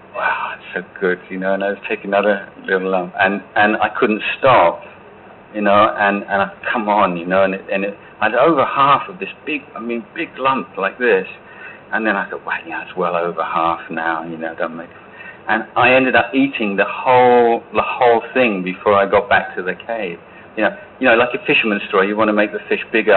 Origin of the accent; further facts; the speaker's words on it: England, United Kingdom; moved away as an adult; I'm I'm English. We don't do things like that in England